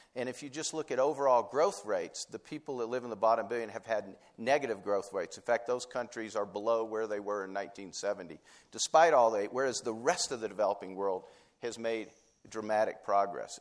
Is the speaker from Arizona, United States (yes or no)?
no; Tennessee, United States; I was from Tennessee